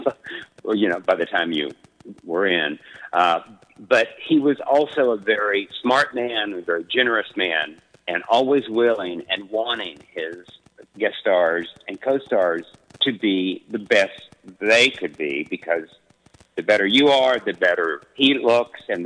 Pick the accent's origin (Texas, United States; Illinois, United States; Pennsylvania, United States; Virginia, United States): Texas, United States; West; when I was growing up in West Texas